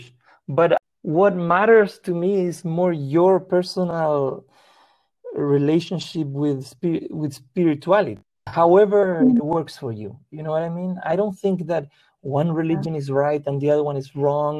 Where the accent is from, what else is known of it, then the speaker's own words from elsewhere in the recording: Chile; first language Spanish; English is a second language; also born or lived in Peru; now in Los Angeles, United States; I grew up in Chile